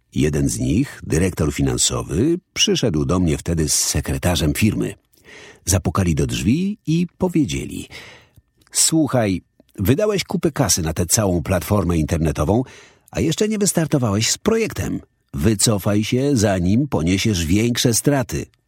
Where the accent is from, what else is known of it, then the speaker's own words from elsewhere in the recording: London, United Kingdom; Dorastałem na osiedlu w nieciekawej okolicy we wschodnim Londynie